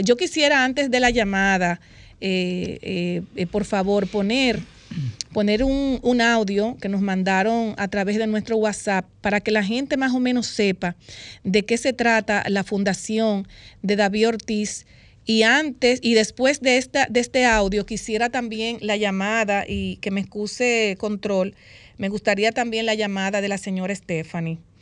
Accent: Dominican Republic; como dominicanos

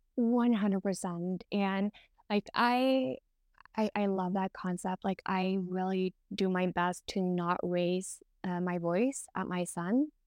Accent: Norway; I'm from Norway

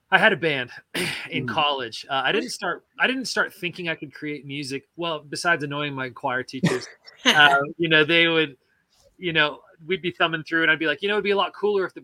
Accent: Midwest, United States; I grew up in Middle America where we you know held held aloft.

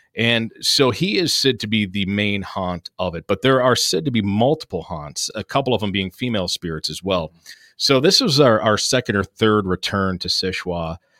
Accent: Sault Ste. Marie, Michigan, United States; also born or lived in Mount Pleasant, Michigan; right here in Sault Ste. Marie, Michigan, where we are still located. Grew up here, graduated high school from here

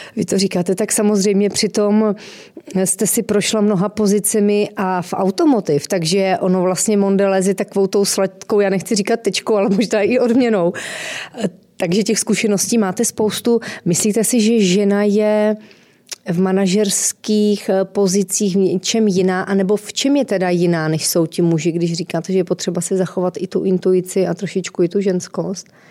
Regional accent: Northern Moravia, Czechia; pocházím také ze severní Moravy

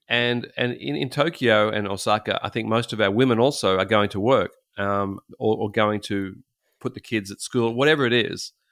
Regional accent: Australia; as an Australian with some, you know, obviously Christian background

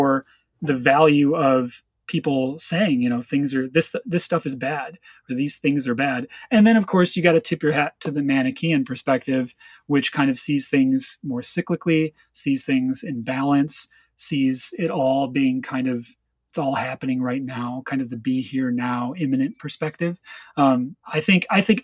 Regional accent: Chicago, Illinois, United States; moved away; also born or lived in West Coast; I'm originally from Chicago, and in Chicago, in the music scene that I participated

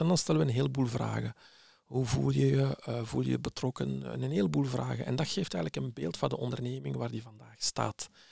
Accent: Flemish village, Flanders, Belgium; also born or lived in Morocco; ik ben geboren in Marokko. Ik ben naar hier gekomen op jonge leeftijd als kleuter en eh, terechtgekomen in een eh, Vlaams dorpje

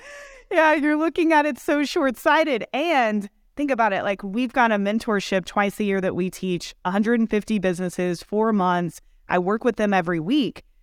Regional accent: Kentucky, United States; moved away as an adult; also born or lived in Austin, Texas; I grew up in Kentucky, small town

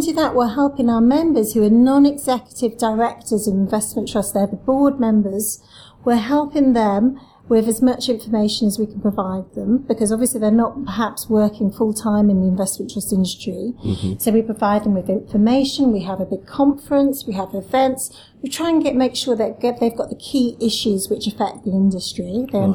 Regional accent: Cardiff, Wales, United Kingdom; moved away as an adult; also born or lived in Syracuse, New York; now in London, United Kingdom; I'm from Cardiff, so I am actually from Wales

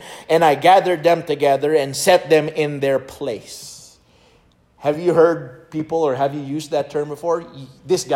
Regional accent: Philippines; English is a second language; moved away; As a Filipino guy learning in my sophomore year of high school

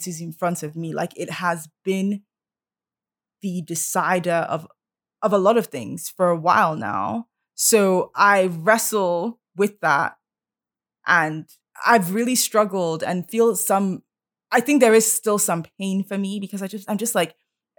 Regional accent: Nigeria; now in Canada; we're proud to be Nigerian

